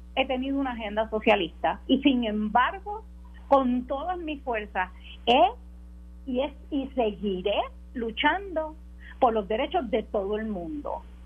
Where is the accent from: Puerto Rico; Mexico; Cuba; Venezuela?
Puerto Rico; como puertorriqueña, como mujer